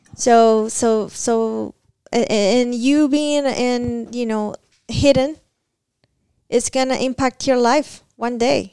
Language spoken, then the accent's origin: English; Cuba; moved away as an adult; now in Kentucky, United States; I came back from Cuba on my first trip back to my country